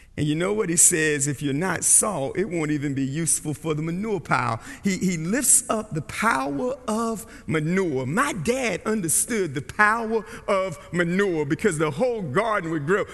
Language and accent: English; Barco, North Carolina, United States; growing up in Barco, North Carolina